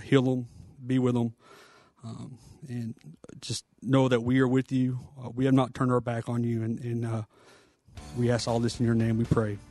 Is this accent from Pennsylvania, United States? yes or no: no; Fort Worth, Texas, United States; we're both from Fort Worth area